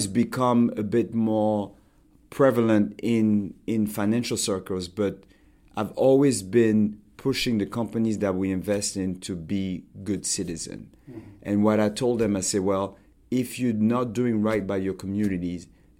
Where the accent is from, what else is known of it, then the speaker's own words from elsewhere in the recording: Montreal, Quebec, Canada; born there; I was born in Montreal. You may not know that. My parents were studying in Canada.